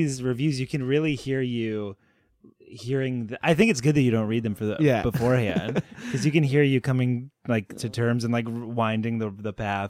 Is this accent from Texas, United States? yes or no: no; Stratford, Connecticut, United States; Stratford, Connecticut.